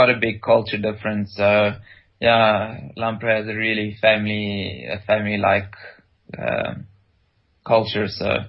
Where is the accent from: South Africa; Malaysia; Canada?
South Africa; Rustenburg, North West; moved away as an adult; also born or lived in Potchefstroom; now in Europe; I grew up in Rustenburg.